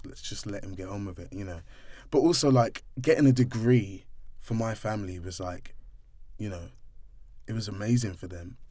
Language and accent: English; London, United Kingdom; also born or lived in Streatham; I grew up in Brixton